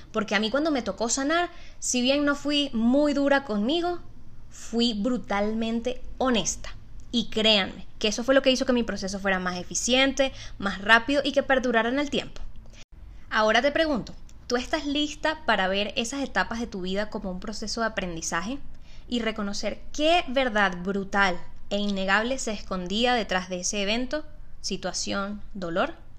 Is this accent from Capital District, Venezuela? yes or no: no; Maracaibo, Zulia, Venezuela; Yo soy maracucha, nací en el noventa y uno